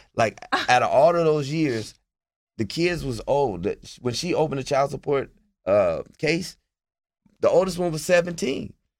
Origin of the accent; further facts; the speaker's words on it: Portland, United States; I didn't grow up with her. I'm from Portland.